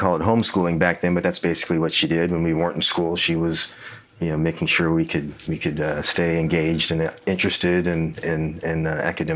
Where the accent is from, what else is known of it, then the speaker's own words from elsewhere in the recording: Los Angeles, California, United States; now in Dallas, United States; I grew up in Southern California and grew up in Los Angeles, or in a suburb of Los Angeles